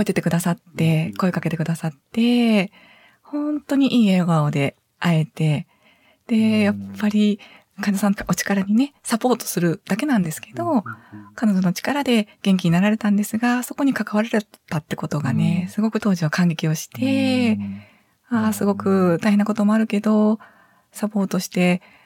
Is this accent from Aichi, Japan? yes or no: no; Sanda, Hyogo, Japan; now in Tottori, Japan; 兵庫県の三田市になります